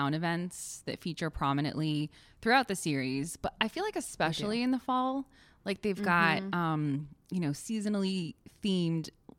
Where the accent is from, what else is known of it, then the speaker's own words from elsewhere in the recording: Connecticut, United States; as a New Englander, and, you know, we've talked about the fact that we have grown up in Connecticut